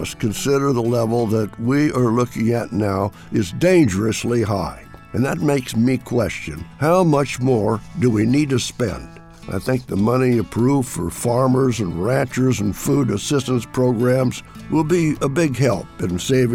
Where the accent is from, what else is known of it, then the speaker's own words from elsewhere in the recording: Illinois, United States; now in Washington, United States; my farm state of Illinois